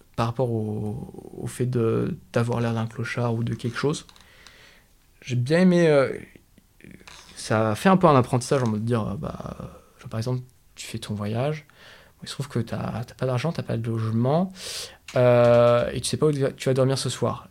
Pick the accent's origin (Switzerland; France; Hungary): France; on est tous les deux français